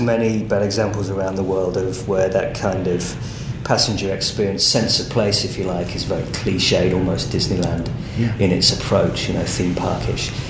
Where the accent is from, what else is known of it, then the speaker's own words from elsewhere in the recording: Rugby, West Midlands, United Kingdom; moved away as an adult; now in Sydney, Australia; I grew up in Rugby, which is a, a town in central England, um, home of the game